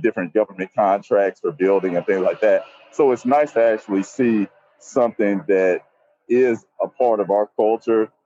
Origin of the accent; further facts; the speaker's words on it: Nashville, Tennessee, United States; I'm from Nashville, Tennessee, born and raised